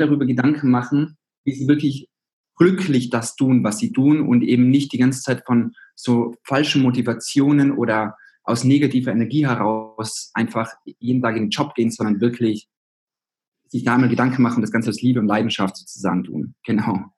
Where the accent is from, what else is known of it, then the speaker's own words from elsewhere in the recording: Zillertal, Tyrol, Austria; moved away as an adult; now in Berlin, Germany; ich komme aus Österreich, aus Tirol, aus dem Zillertal und da bin ich aufgewachsen.